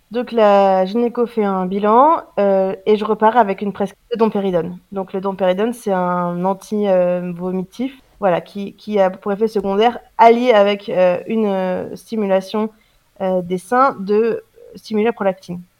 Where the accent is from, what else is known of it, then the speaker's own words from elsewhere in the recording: France; je suis française